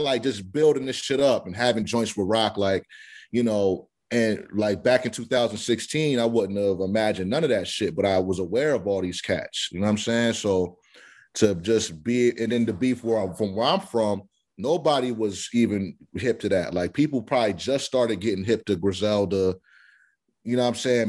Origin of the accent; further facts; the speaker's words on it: Delaware, United States; I'm from Delaware